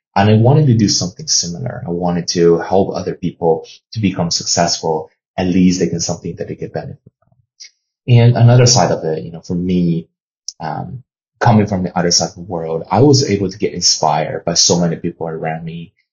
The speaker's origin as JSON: {"language": "English", "country": "China", "tie": "born or raised there", "moved": "yes", "lives_now": "United States", "said": "I was born and raised in China"}